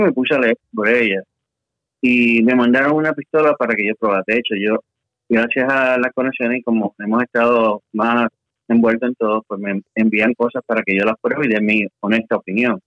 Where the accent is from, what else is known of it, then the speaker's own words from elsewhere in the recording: Puerto Rico; moved away as an adult; now in Texas, United States; Regresé de, de allá a Puerto Rico, que es mi casa, realmente, y soy puertorriqueño, como decimos ahí, de pura cepa